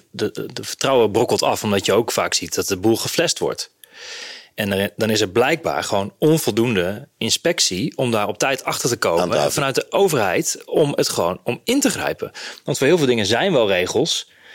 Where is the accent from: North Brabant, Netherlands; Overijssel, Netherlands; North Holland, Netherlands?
Overijssel, Netherlands; Hardenberg; Ik kom zelf uit Hardenberg